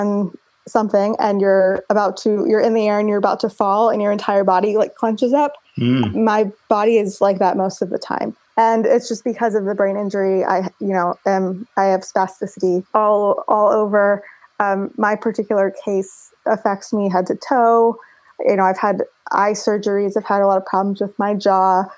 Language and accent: English; Los Angeles, California, United States; I was born and raised in Los Angeles